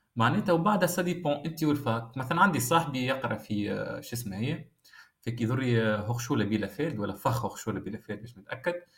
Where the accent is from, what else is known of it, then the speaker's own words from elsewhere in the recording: Tunisia; moved away as an adult; now in Germany; خاطر الليسونس نتاعنا 100% في تونس بالفرنسي